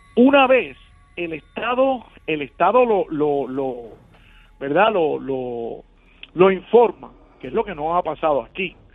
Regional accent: Puerto Rico; hermanos puertorriqueños

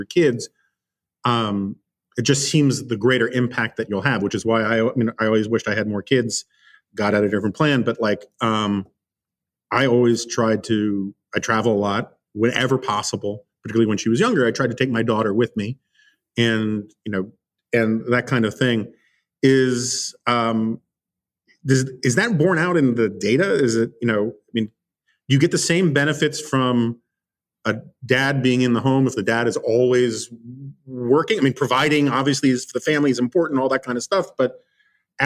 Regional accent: New York, United States; growing up in New York

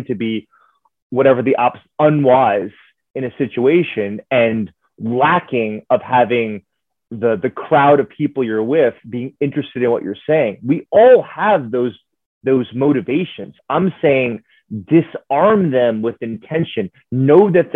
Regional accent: New York City, New York, United States; I'm from New York City

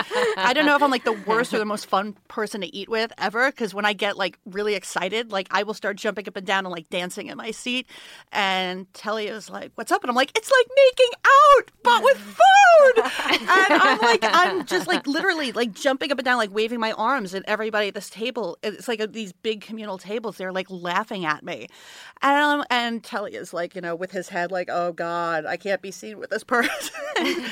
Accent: New York City, New York, United States; I grew up in New York. I grew up in Brooklyn

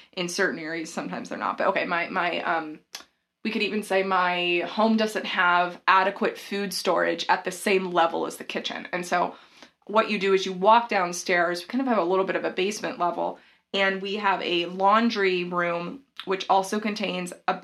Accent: the South, United States; I'm from the South

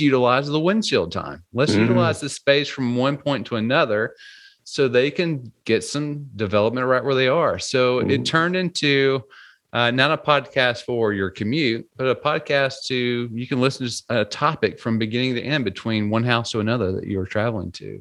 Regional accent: Louisiana, United States; I grew up in in Louisiana, more of a a little bit more of a rural area

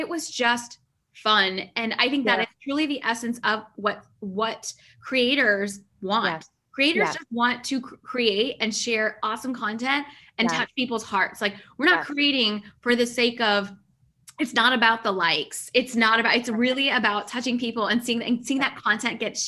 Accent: Pakistan; I'm Pakistani.

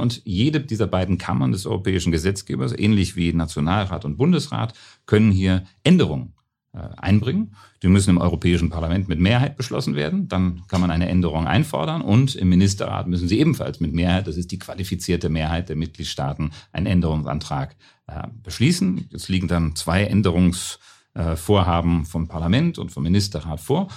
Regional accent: Germany; also born or lived in Brussels; now in Vienna, Austria; ich bin ja ein Piefke

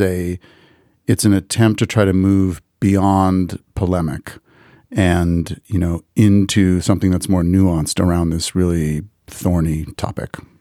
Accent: United States; I'm an American Jew

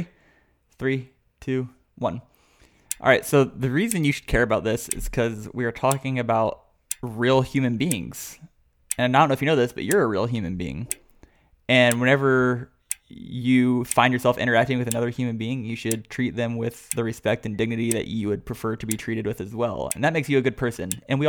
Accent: Boston, Massachusetts, United States; I'm strong enough because I'm from Boston

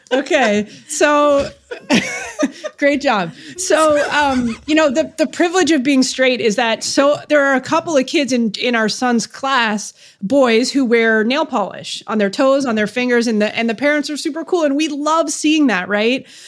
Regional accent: Canada; I'm Canadian

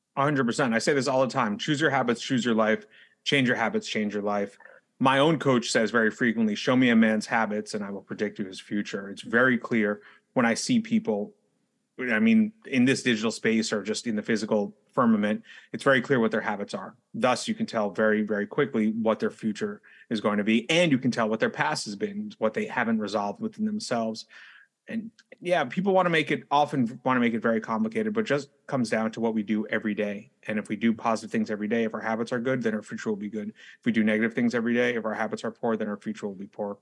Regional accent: New York City, New York, United States; as a native New Yorker, someone who's born and raised in New York City and now resides in New York City

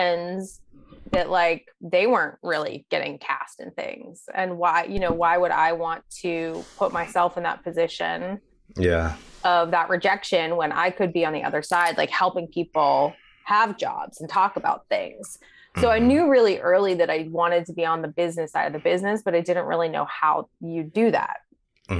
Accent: Pittsburgh, Pennsylvania, United States; moved away as an adult; now in New York, United States; I grew up in Pittsburgh, born and raised

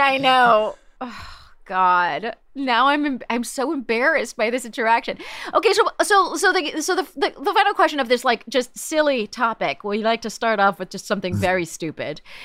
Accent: Palm Springs, California, United States; I grew up in Palm Springs

